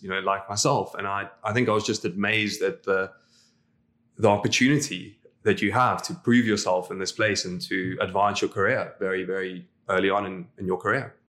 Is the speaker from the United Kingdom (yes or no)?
no; South Africa; moved away as an adult; now in Dubai, United Arab Emirates; as a South African, we all follow rugby